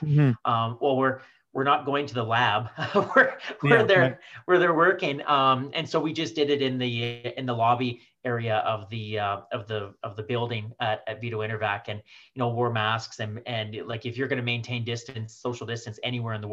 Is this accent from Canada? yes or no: yes; Swift Current, Saskatchewan, Canada; now in Saskatoon, Canada; My family moved there when I was 5 years old. My sister she would have been two. We moved from Saskatoon to Swift Current